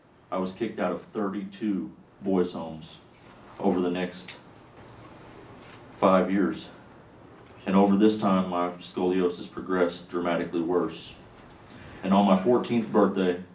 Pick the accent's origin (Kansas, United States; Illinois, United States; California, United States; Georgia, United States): Kansas, United States; Kansas City; now in Harrisonburg, United States; in Kansas City, Kansas